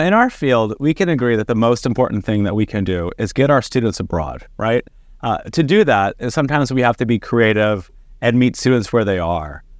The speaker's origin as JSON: {"language": "English", "region": "Texas", "country": "United States", "tie": "born or raised there", "said": "growing up in Texas"}